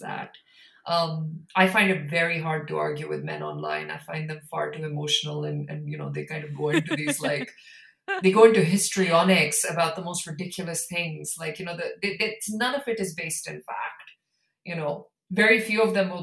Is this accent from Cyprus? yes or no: no; India; I come from India